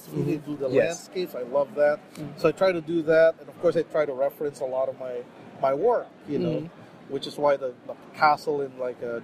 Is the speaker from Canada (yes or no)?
no; Philippines; I grew up in the Philippines